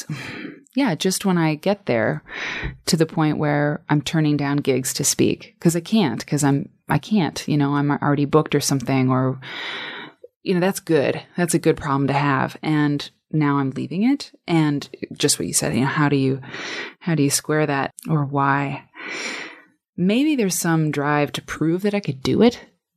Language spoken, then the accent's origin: English; Iowa, United States; I'm from Iowa